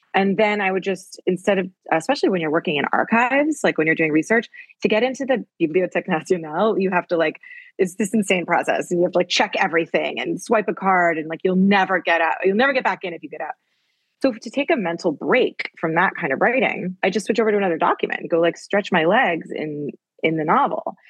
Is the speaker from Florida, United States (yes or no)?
no; New Haven, Connecticut, United States; moved away as an adult; now in Paris, France; I grew up in New Haven